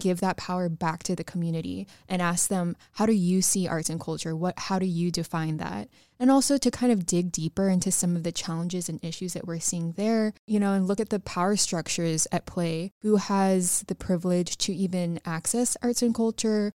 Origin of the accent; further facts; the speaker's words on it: North Texas, United States; I grew up in North Texas